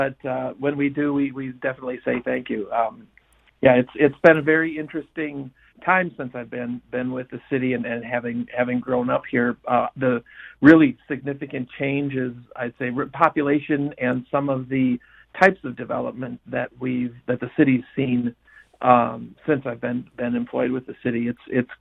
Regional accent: Sun Prairie, Wisconsin, United States; I grew up here in Sun Prairie.

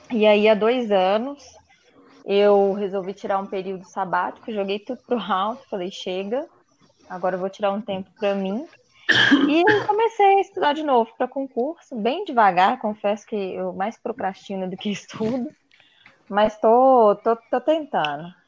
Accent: Belo Horizonte, Minas Gerais, Brazil; eu sou de BH.

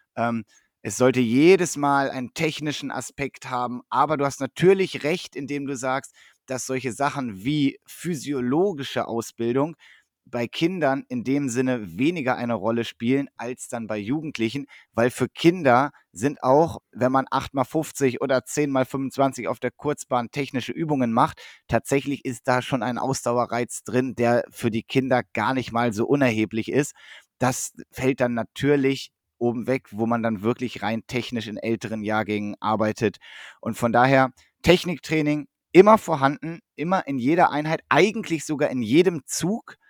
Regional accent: Northern Germany, Germany; now in Essen, Germany; als Norddeutscher

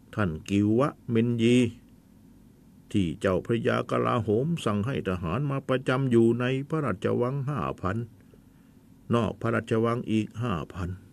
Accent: Thailand

